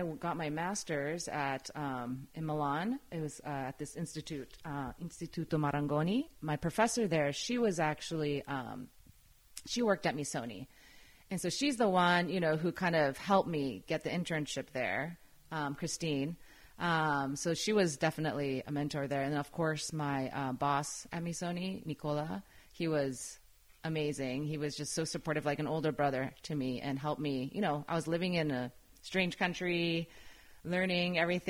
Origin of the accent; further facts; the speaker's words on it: Tokyo, Japan; It was amazing. Yeah. I mean, Tokyo in general is just, you know, it's a big city, but it's very clean and organized and it was very safe at the time.